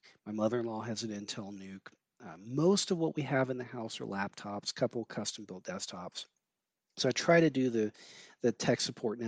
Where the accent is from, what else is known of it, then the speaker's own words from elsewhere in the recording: Georgia, United States; I grew up in Georgia